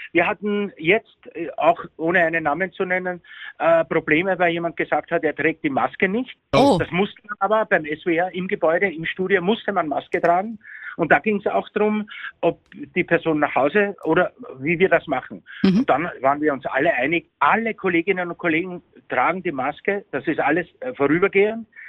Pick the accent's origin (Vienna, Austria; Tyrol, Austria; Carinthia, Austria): Vienna, Austria; also born or lived in Bavaria, Germany; now in Germany; ich bin ein Wiener